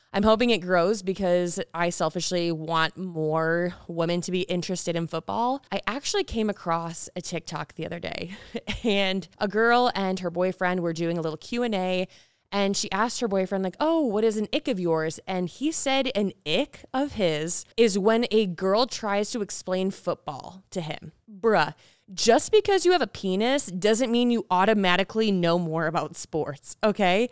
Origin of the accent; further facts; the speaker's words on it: Michigan, United States; moved away as an adult; now in Las Vegas, United States; I'm from Michigan